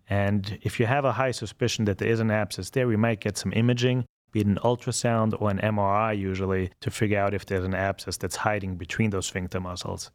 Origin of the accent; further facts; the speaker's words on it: Vienna, Austria; moved away as an adult; also born or lived in Baltimore / Connecticut / New York; now in Cleveland, United States; I'm originally from Vienna, Austria, and came to the States when I was about 20 years old